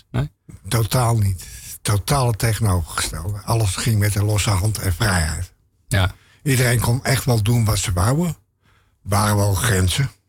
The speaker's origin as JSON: {"language": "Dutch", "town": "Terschelling", "region": "Friesland", "country": "Netherlands", "tie": "born there", "said": "Nou, ik eh, ben geboren op Westerschelling. In een tent. Omdat mijn ouders toevallig op vakantie waren."}